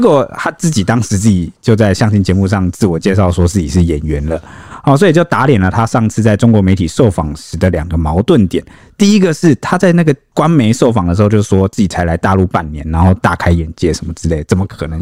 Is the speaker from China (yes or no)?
no; Taiwan; 我们中华民国